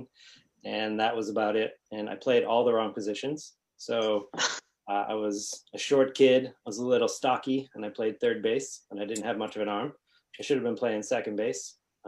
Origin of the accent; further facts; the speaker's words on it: near Boston, Massachusetts, United States; I am near Boston